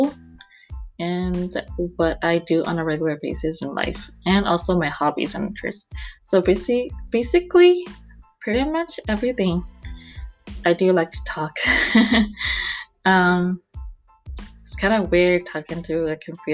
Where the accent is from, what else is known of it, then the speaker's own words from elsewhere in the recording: Houston, Texas, United States; I'm from Houston, Texas, and I am 23 years old